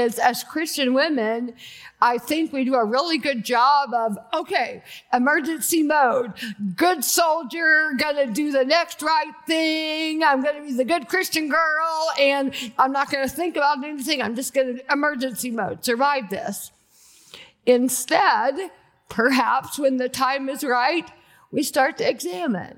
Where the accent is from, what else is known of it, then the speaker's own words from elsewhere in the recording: Athens, Georgia, United States; moved away as an adult; also born or lived in Birmingham, Alabama / Malibu, California; I was born in Athens, Georgia. I grew up there